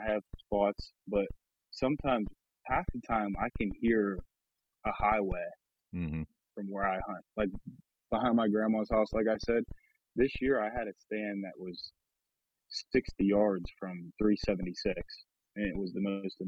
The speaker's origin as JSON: {"language": "English", "town": "New Castle", "region": "Pennsylvania", "country": "United States", "tie": "born or raised there", "said": "I grew up in Lawrence County, Newcastle, Pennsylvania"}